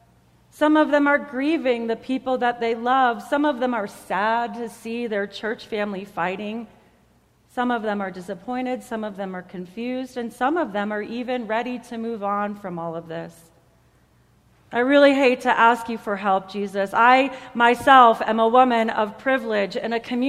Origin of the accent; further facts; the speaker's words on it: United States; I am an American